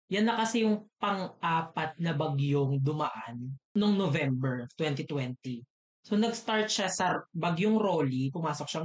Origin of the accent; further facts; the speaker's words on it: Camarines Norte, Bicol Region, Philippines; sa amin sa Camarines Norte is mga palayan and other crops.